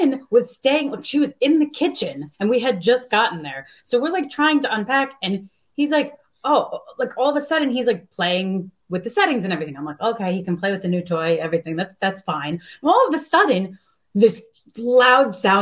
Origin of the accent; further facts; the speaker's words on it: United States; moved away; I'm originally from New York/New Jersey